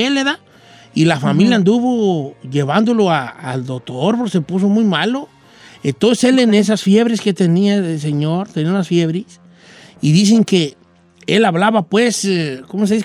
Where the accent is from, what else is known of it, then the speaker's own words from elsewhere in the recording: La Sauceda, Michoacán, Mexico; moved away; en mi pueblo, donde, donde yo soy, el pueblo más bonito del mundo, la Sauceda de Michoacán